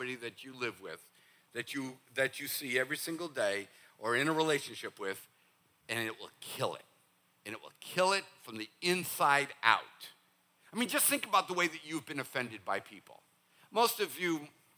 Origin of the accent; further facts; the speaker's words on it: Northeast, United States; moved away; for the Northeast, we think whenever you say, bless your heart, we think you've cussed at us